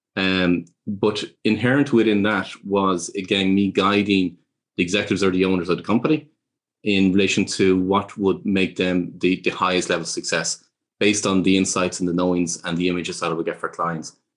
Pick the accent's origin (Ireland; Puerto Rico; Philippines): Ireland; growing up in Ireland